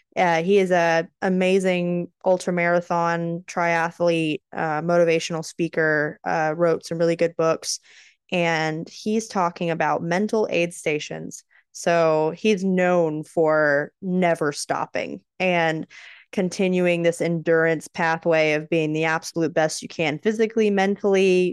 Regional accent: Texas, United States; As a Texan

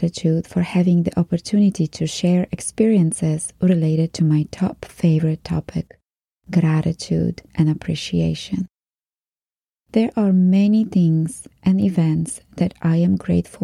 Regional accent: Poland; moved away; Growing up in Poland

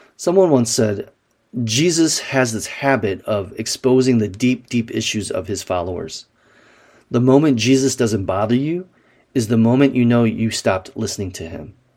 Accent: Wisconsin, United States; Growing up in Wisconsin

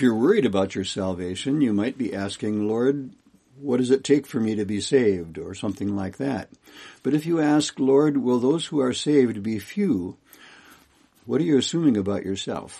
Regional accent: Kalispell, Montana, United States; I'm from Kalispell, Montana.

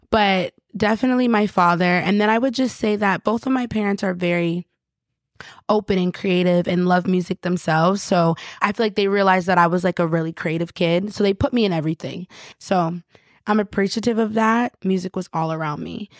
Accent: Rochester, New York, United States; moved away as an adult; also born or lived in Long Island, New York; I grew up in Rochester, and it was the suburbs and stuff.

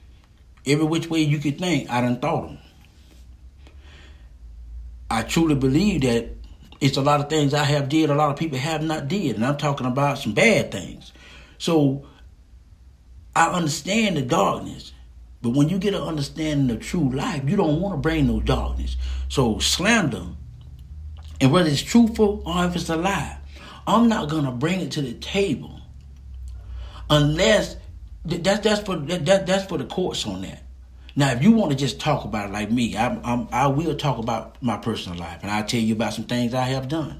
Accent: Lake City, Florida, United States; also born or lived in Jasper, Florida; I was born in Hamilton County, Jasper, Florida, 386. And I went to school in Lake City, Florida, 386.

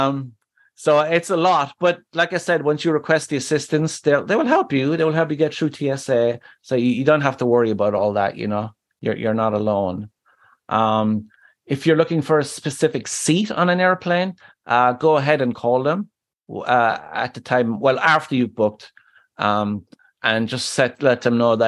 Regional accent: Ireland; moved away; My home country of Ireland

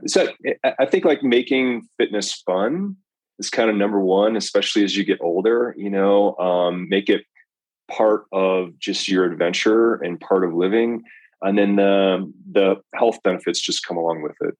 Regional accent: Colorado, United States; also born or lived in Belgium; I grew up here in Colorado

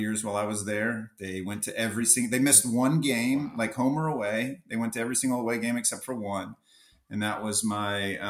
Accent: Jacksonville, Florida, United States; I was born and raised here

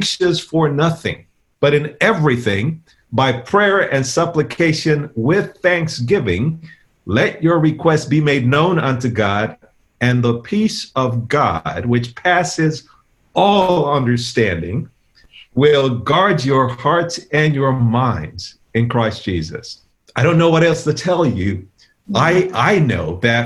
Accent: New York, United States; We're from New York.

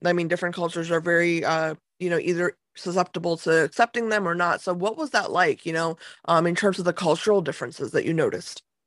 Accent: United States; I, I grew up in America

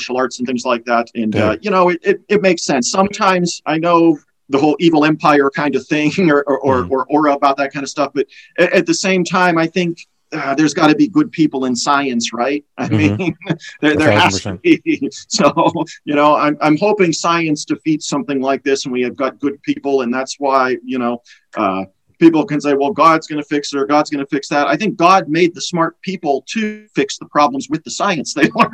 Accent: Erie, Pennsylvania, United States; I'm from Erie, Pennsylvania

